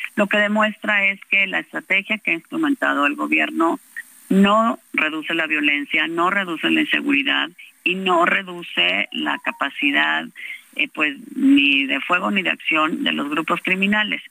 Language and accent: Spanish; Mexico; como mexicanos